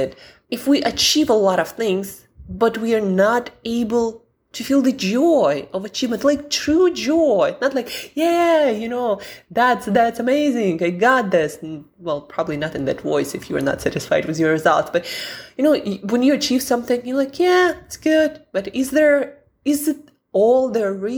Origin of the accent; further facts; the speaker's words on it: Siberia, Russia; I'm from Siberia where most of the year it's pretty dark, gloomy, and the weather is abysmal.